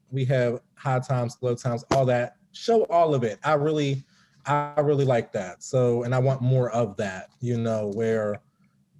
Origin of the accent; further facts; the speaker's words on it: Pittsburgh, Pennsylvania, United States; I'm from Pittsburgh, Pennsylvania